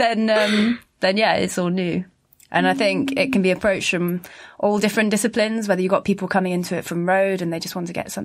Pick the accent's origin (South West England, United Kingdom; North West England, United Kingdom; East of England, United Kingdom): South West England, United Kingdom; Bristol; I'm from Bristol